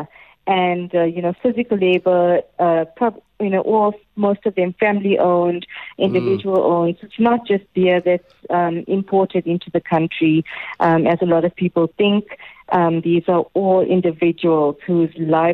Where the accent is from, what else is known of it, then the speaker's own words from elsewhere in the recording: South Africa; as South Africans, we have a strong beer culture